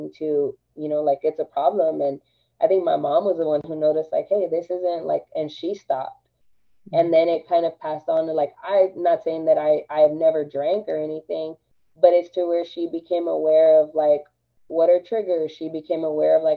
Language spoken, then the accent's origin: English; Austin, Texas, United States; I am Chicana. I was raised in East Austin.